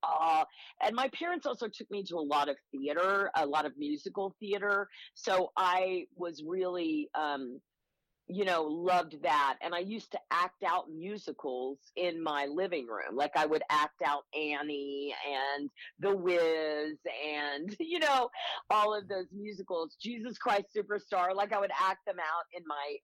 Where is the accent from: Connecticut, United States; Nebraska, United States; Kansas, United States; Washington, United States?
Kansas, United States; Wichita; moved away; also born or lived in Chicago; I was born in Wichita, Kansas